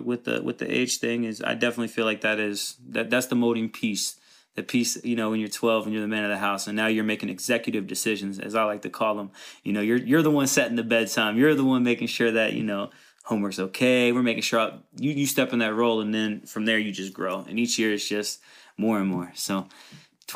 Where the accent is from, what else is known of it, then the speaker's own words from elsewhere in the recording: Covington, Kentucky, United States; also born or lived in Erlanger, Kentucky; I'm from Covington, Kentucky. Raised in a single mother household